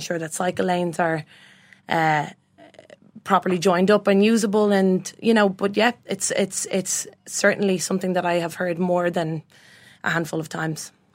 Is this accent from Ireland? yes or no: yes; Bray, Leinster, Ireland; born and raised in Bray